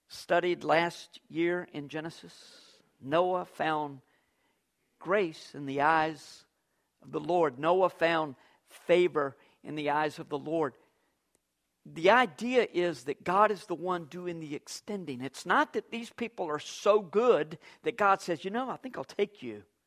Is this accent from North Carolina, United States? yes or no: yes; Fuquay-Varina, North Carolina, United States; I grew up in Fuquay Springs